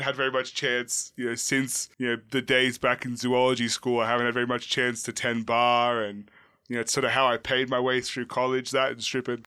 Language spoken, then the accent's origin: English; Australia; as an Australian